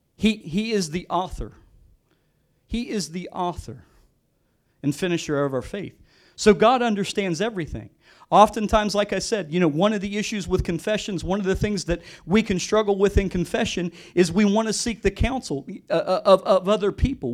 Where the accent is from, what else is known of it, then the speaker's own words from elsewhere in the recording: West Virginia, United States; I'm from West Virginia. I grew up born and raised West Virginia. I grew up in the country.